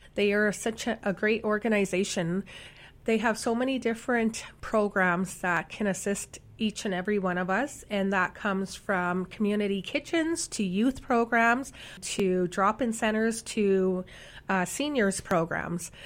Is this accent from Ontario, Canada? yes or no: no; Saskatchewan, Canada; now in Winnipeg, Canada; I'm from Saskatchewan.